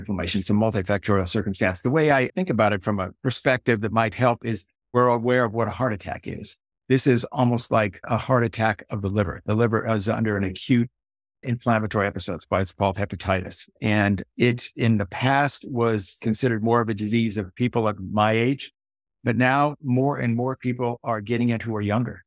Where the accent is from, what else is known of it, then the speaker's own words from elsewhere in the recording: Silicon Valley, California, United States; grew up here in Silicon Valley